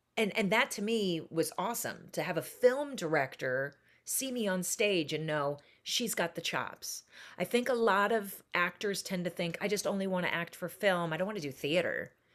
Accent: Seattle, Washington, United States; I was born and raised in Seattle, Washington.

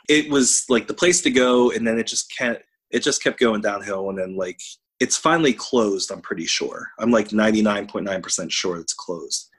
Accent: Pittsburgh, Pennsylvania, United States; those of us who were born and raised in the South Hills

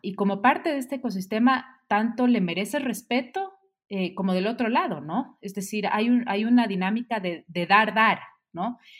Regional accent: Quito, Pichincha, Ecuador; soy quiteña, ecuatoriana

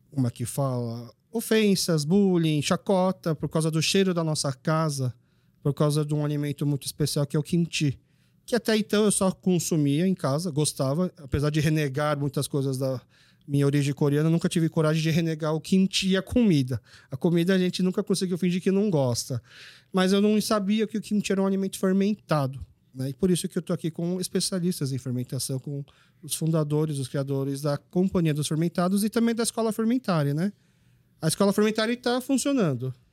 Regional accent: Brazil; born there; Porque, na verdade, assim, eu sou filho de coreanos, eu nasci aqui no Brasil

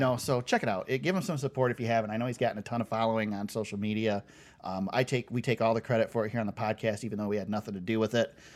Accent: Michigan, United States; we're from Michigan

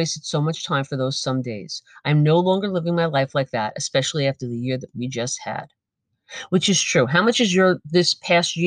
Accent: United States; I am an American

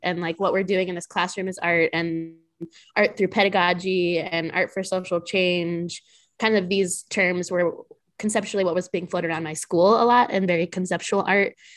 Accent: New Mexico, United States; now in Chicago, United States; I'm originally from New Mexico

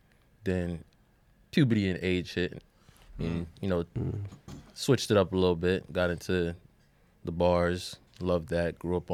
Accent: the South, United States; I'm from the South

